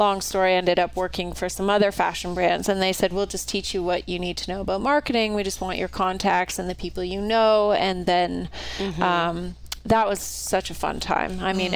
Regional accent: Canada; moved away as an adult; also born or lived in New York; now in Idaho, United States; I'm originally from Canada, but I've been living in the US for the last, I don't know, 30 or so years

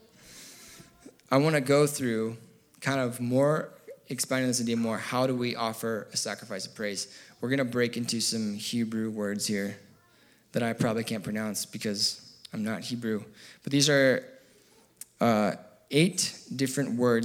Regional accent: United States; I'm American

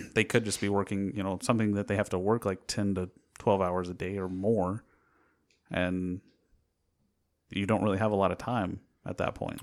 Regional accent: United States

